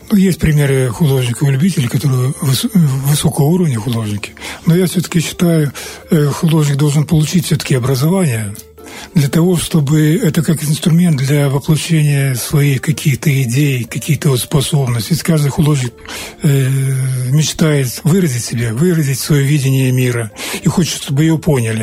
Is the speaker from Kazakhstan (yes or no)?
no; an Old Believer village near here, Transnistria, Moldova; Я родился в Старобрядском селе, недалеко здесь.